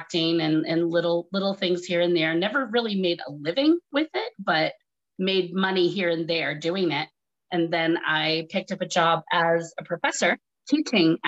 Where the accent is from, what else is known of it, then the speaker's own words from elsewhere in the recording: Groton, Massachusetts, United States; moved away as an adult; also born or lived in New York City; I am from Massachusetts originally, very small little town, Groton, Mass.